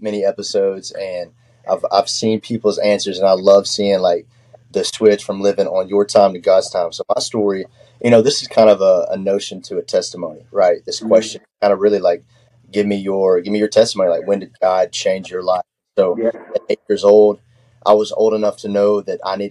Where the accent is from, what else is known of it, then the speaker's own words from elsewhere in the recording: Texarkana, Texas, United States; also born or lived in South Central Arkansas; I am from Texarkana on the Texas side